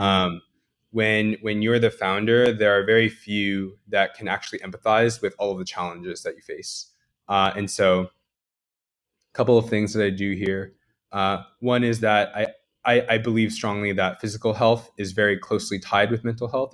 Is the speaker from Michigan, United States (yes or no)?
no; New Jersey, United States; moved away; I grew up in Jersey my entire life